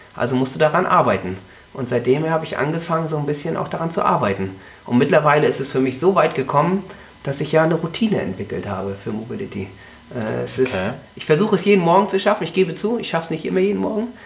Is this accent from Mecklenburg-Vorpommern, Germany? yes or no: yes; Mecklenburg-Vorpommern, Germany; ich komme aus Mecklenburg-Vorpommern